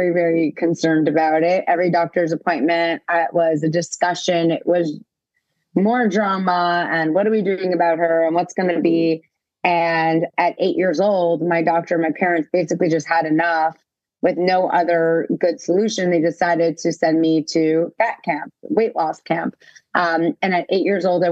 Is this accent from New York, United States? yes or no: yes; New York City, New York, United States; I grew up in New York City